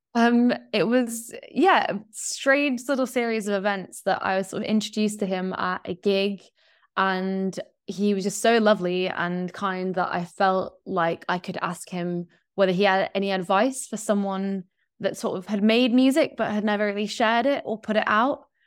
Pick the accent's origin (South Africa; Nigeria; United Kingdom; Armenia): United Kingdom; Yorkshire and the Humber; moved away; I grew up in West Yorkshire in, like, kind of in the middle of nowhere